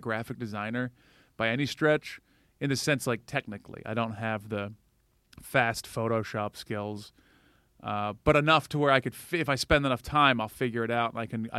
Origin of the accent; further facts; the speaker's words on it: Atlanta, Georgia, United States; moved away as an adult; also born or lived in Valdosta, Georgia / Florida; now in New York, United States; I moved from Atlanta.